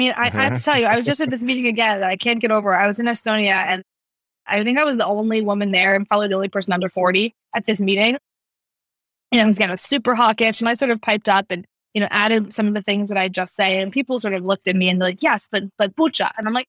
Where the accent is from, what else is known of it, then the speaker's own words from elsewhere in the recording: United States; And me, you know, as an American, I work for the DoD.